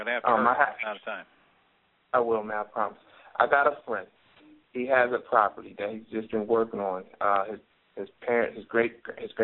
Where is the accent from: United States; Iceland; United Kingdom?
United States; Wilmington, Delaware; I'm from Wilmington, Delaware.